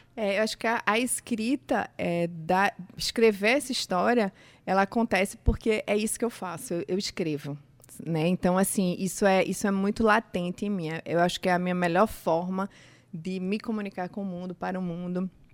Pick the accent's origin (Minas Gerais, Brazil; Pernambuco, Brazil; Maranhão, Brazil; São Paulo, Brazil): Pernambuco, Brazil; Recife; also born or lived in Campina Grande, Paraíba; now in João Pessoa, Brazil; Eu sou nascida em Campina Grande, criada em Recife, Sim. e agora João Pessoa é minha casa.